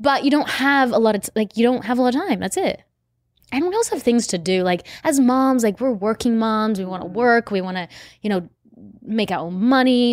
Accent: Australia; now in United States; I'm from Australia

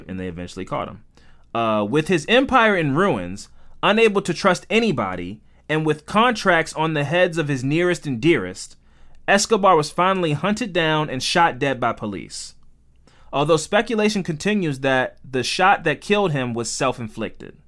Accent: United States; we're American

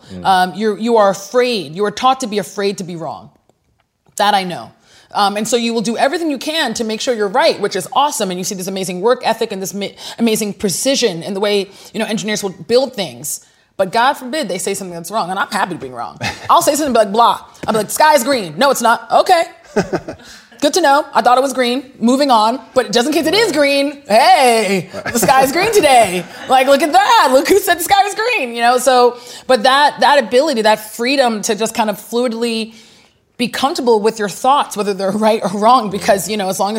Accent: Nigeria; You know, being Nigerian, pulling from the experiences I had in Nigeria with my cousins.

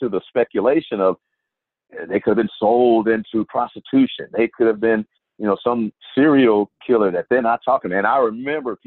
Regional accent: Houston, Texas, United States; when I was growing up, and I'm from Houston, but as a kid back in the 70s

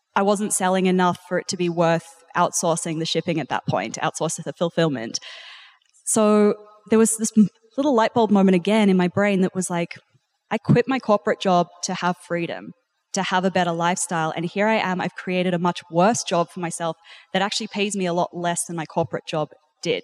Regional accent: New Zealand; also born or lived in South Africa; now in Australia; I'm actually originally South African, and then I grew up in New Zealand.

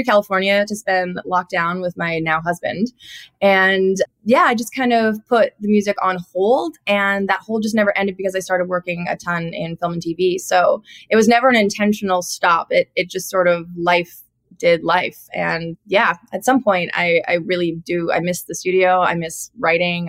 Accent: Cloverdale, British Columbia, Canada; moved away as an adult; also born or lived in Nashville; now in Los Angeles, United States; I grew up in Cloverdale, which is a rodeo town in BC

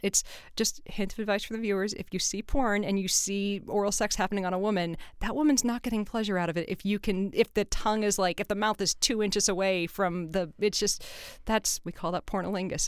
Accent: California, United States; I'm from California

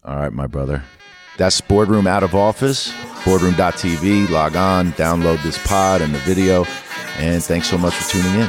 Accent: New York City, New York, United States; growing up in New York City

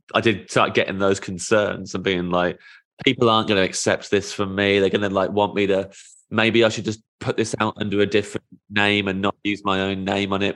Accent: United Kingdom; As a Brit

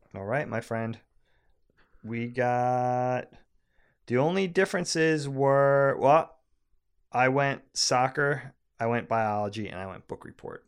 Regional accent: Long Island, New York, United States; we grew up on Long Island

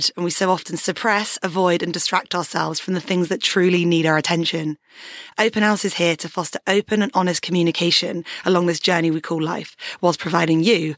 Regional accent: Surrey, South East England, United Kingdom; I was born in Surrey and into a pretty standard family

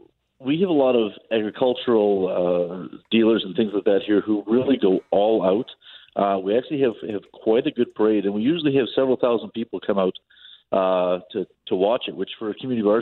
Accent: just outside of Winnipeg, Manitoba, Canada; now in Killarney, Canada; I grew up just outside of Winnipeg. And when I moved here about 25 years ago, you know, people say, why would you want to move to Killarney, Manitoba?

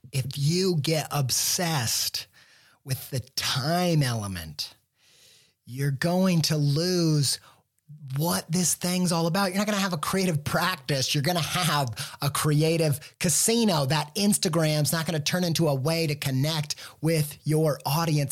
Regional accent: Midwest, United States; I grew up in the Midwest

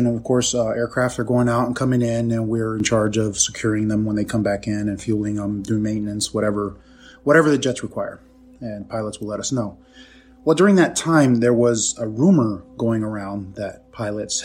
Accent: San Diego, California, United States; I'm from San Diego, California.

